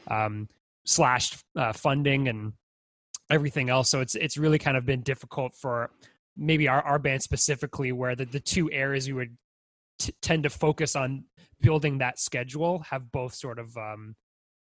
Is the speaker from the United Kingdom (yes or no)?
no; Brockville, Ontario, Canada; I came from Brockville.